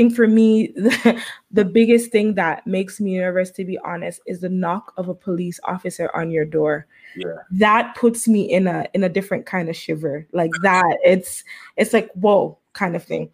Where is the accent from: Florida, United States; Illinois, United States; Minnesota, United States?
Florida, United States; I grew up in Florida, and I've always I always lived in the hood.